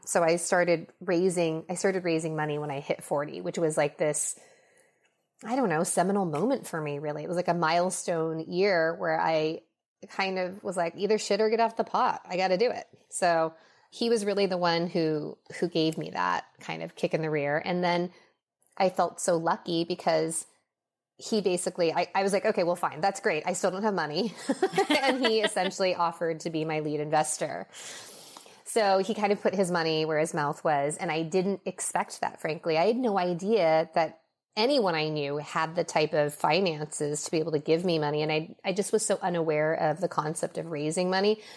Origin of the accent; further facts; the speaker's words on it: Los Angeles, California, United States; also born or lived in Minnesota; I was raised mostly in Los Angeles.